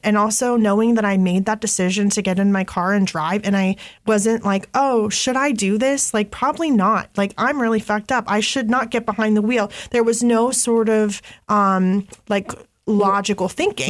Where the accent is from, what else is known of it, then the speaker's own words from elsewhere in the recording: Grandview Heights, Ohio, United States; I'm from Grandview, and Grandview's right by the hilltop. It's not far from Franklinton